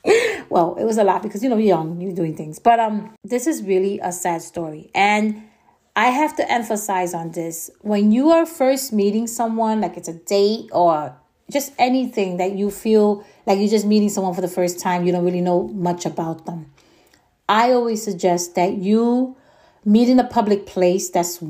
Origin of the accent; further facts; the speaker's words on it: New York, United States; I'm from New York, and New Yorkers have a way of thinking that sometimes maybe we do overthink